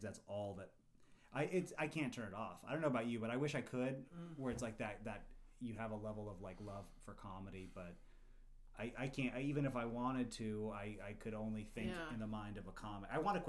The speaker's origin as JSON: {"language": "English", "town": "Los Angeles", "region": "California", "country": "United States", "tie": "born or raised there", "also_born_or_lived": "Sacramento", "moved": "yes", "lives_now": "San Diego, United States", "said": "No, I was born in Los Angeles, and then my dad moved down here for work."}